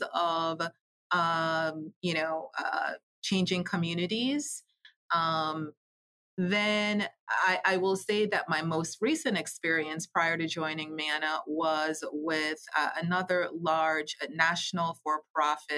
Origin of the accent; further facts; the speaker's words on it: Jamaica; moved away; I'm originally from Jamaica Island